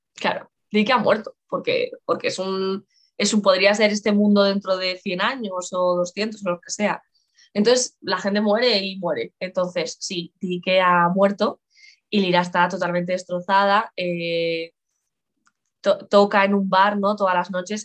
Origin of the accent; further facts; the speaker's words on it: Lugo, Galicia, Spain; yo gallega, yo nací en Lugo